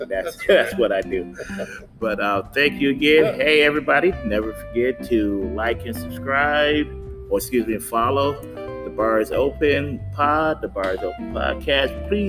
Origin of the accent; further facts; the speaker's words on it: Michigan, United States; now in North Carolina, United States; I'm from Michigan also